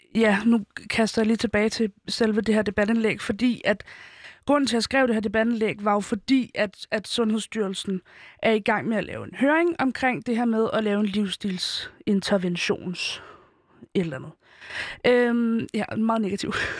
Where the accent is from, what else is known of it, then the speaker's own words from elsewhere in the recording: Helsingør, Capital Region of Denmark, Denmark; jeg som 15-årig ikke ville gå i Helsingør-gader, øh, hvor jeg kommer fra